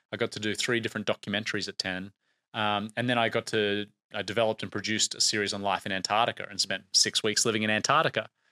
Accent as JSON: {"language": "English", "town": "Brisbane", "region": "Queensland", "country": "Australia", "tie": "born or raised there", "said": "Brisbane, which is where my hometown is"}